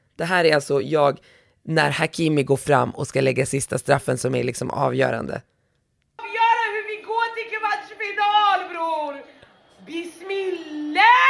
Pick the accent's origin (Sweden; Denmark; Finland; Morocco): Morocco; jag som marockan